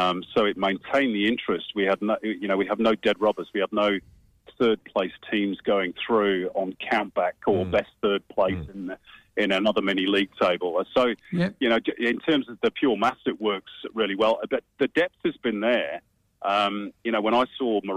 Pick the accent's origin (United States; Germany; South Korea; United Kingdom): United Kingdom; England; moved away; being English by birth